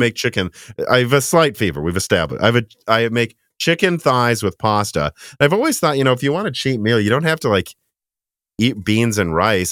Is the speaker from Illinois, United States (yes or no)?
yes; Illinois, United States; moved away; we grew up mostly in Illinois